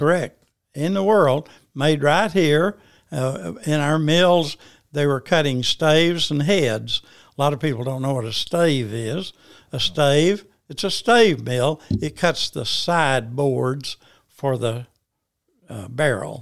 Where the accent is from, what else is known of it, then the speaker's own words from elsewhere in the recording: Paragould, Arkansas, United States; I was born in Paragould, Arkansas, March twenty-two, nineteen thirty